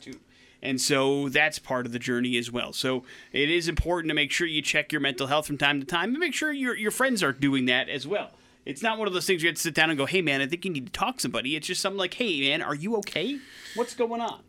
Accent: Wisconsin, United States; moved away; grew up in the state of Wisconsin

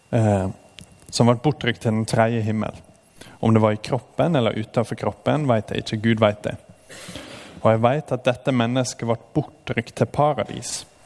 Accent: Norway; som nordmenn

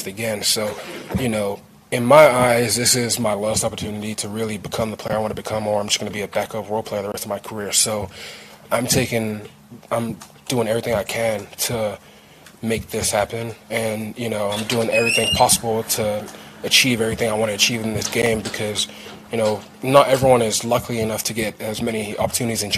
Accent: England, United Kingdom; moved away; I'm from England

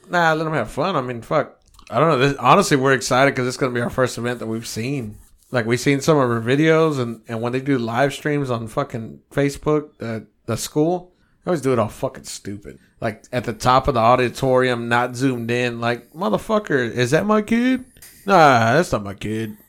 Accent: United States; I'm American

